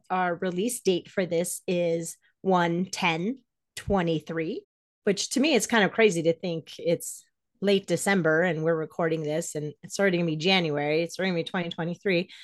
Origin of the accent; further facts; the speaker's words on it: Greeley, Colorado, United States; also born or lived in New York; I was raised in Greeley, Colorado, as a Jehovah's Witness